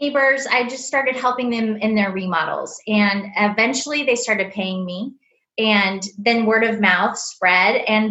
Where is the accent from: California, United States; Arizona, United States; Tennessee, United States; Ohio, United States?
Arizona, United States; also born or lived in Texas; now in Houston, United States; I'm from Arizona originally, but I went to school in Texas